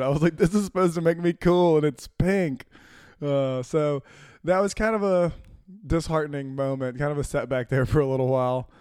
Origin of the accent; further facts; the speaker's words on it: Florence, Mississippi, United States; moved away as an adult; also born or lived in Chattanooga; I grew up in Florence, Mississippi